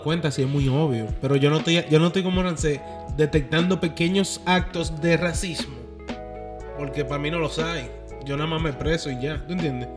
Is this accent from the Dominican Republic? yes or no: yes; Dominican Republic; moved away; yo me crié en República Dominicana